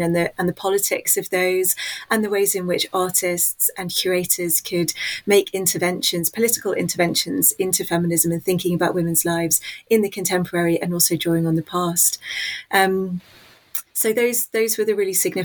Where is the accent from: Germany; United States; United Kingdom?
United Kingdom; London; I was born in West London near a central hub called Paddington. And I went to school in Hammersmith